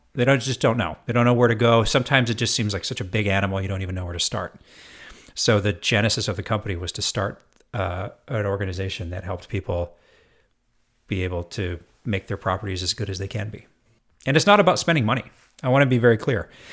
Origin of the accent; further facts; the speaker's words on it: Edmonton, Alberta, Canada; also born or lived in Jasper, Alberta; now in Seattle, United States; I'm born and raised in Edmonton, Alberta. So not all that far from Seattle, where I'm based now.